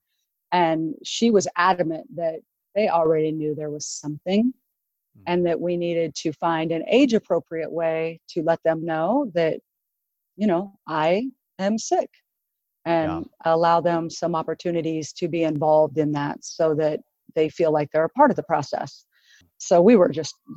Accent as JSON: {"language": "English", "region": "Oregon", "country": "United States", "said": "I'm from Oregon, so I live in the Portland metro area."}